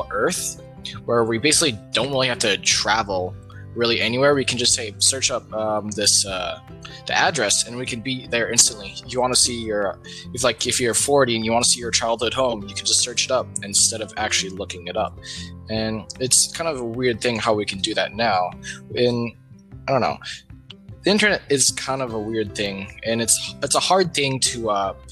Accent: Mililani, Hawaii, United States; I am from Mililani, in Hawaii

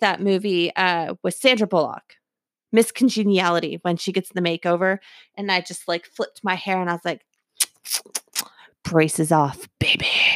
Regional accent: Texas, United States; We're from Texas

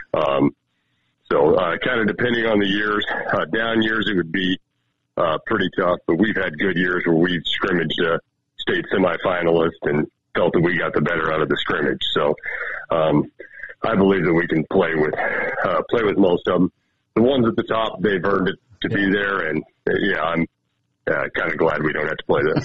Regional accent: Miles City, Montana, United States; growing up in Mile City area

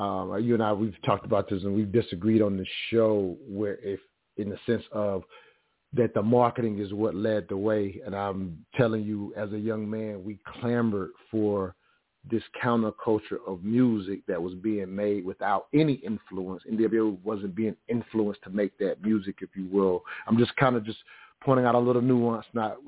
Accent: the South, United States; growing up in the South, you can imagine, and even to add this context, the Ku Klux Klan marched in my town to the 5th grade. So I'm from that type of area.

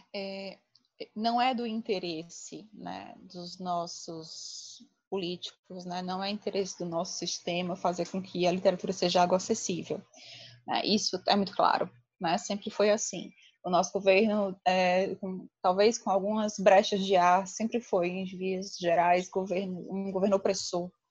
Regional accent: Ceará, Brazil; eu sou muito orgulhosa da minha terra, muito orgulhosa do meu povo

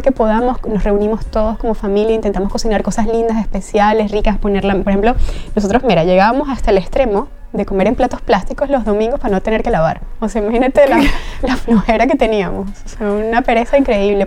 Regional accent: Caracas, Capital District, Venezuela; moved away as an adult; now in Spain; soy de Venezuela, nací en Caracas

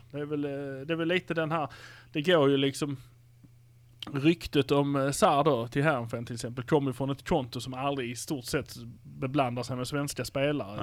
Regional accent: Malmö, Skåne, Sweden; Vi är från Malmö

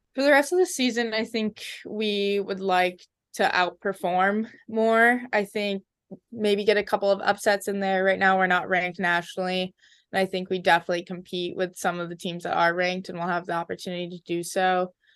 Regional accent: Edina, Minnesota, United States; moved away as an adult; now in Princeton, United States; I'm very proud to be from there

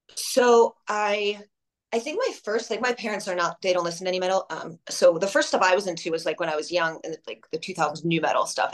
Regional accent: Long Island, New York, United States; moved away; I really loved growing up on Long Island

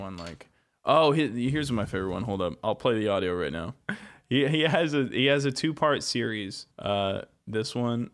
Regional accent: United States; being an American

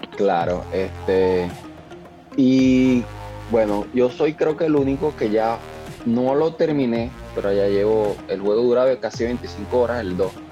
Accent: Venezuela

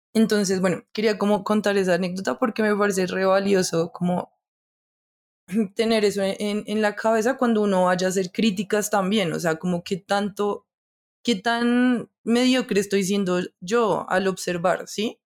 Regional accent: Colombia; como colombianos

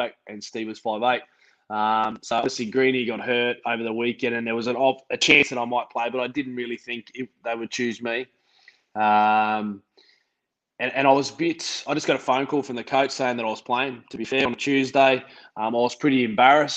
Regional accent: Queensland, Australia; moved away; also born or lived in Parramatta, Sydney; I'm a Queenslander.

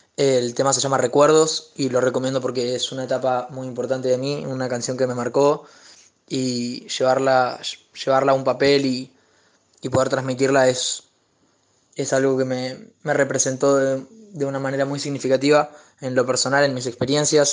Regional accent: General Roca, Río Negro, Argentina; de General Roca

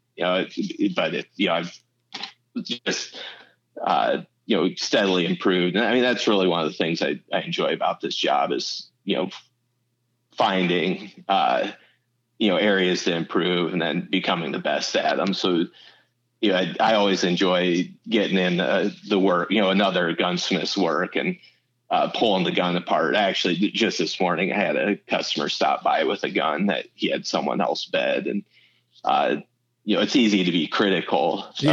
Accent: Iowa, United States; moved away as an adult; now in Arizona, United States; I moved from Iowa to to Arizona

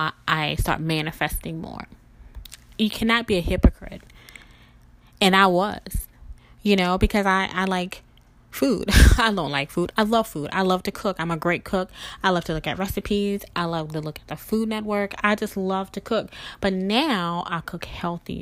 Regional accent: the South, United States; I grew up in the South

